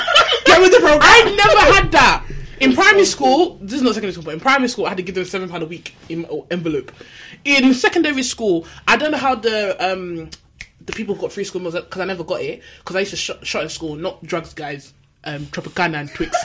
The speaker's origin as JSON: {"language": "English", "region": "London", "country": "United Kingdom", "said": "I was from Manor House"}